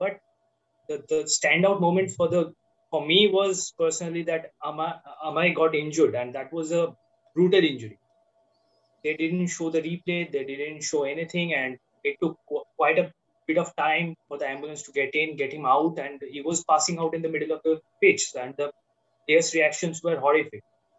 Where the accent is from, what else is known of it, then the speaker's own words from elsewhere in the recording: Kolkata, West Bengal, India; now in Delhi, India; originally I am from Kolkata